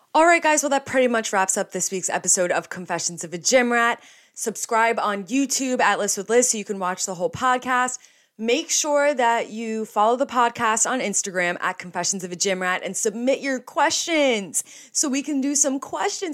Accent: New Jersey, United States; I'm from New Jersey and an hour away yeah. from New York City

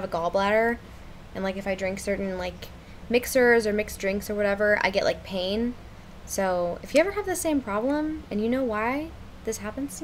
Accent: La Mirada, California, United States; We're from La Mirada

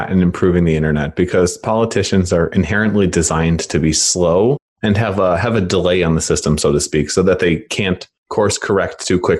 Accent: United States

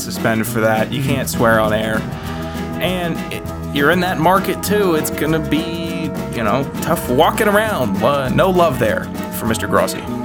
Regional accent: Virginia, United States; I'm from Virginia.

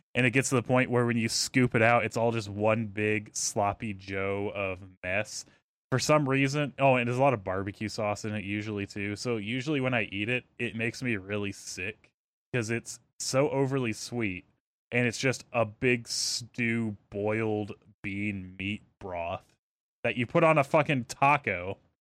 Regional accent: the South, United States; I'm from the South

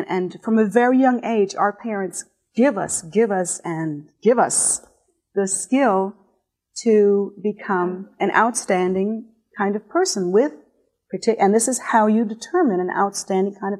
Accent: United States; here in America

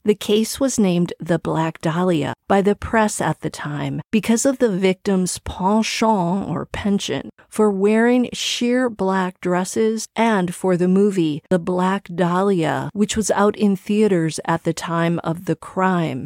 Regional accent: Milwaukee, Wisconsin, United States; Milwaukee, Wisconsin, my hometown

